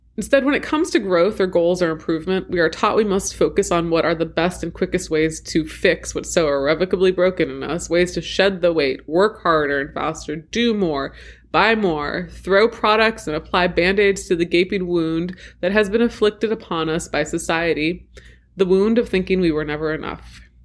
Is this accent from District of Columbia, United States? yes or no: yes; Washington, District of Columbia, United States; an attempted coup in my hometown